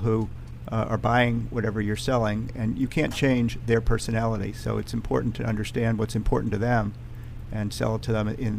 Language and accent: English; Washington, District of Columbia, United States; born there; also born or lived in New York / Chicago; I was born in Washington, D.C., seventh mm-hmm. generation, mm-hmm. and mm-hmm. moved to New York and then to Chicago.